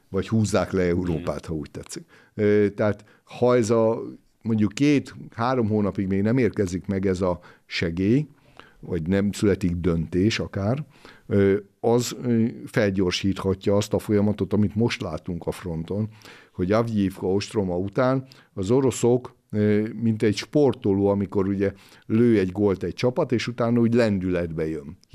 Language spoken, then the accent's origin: Hungarian; Great Hungarian Plain, Hungary; mint alföldi kunemberé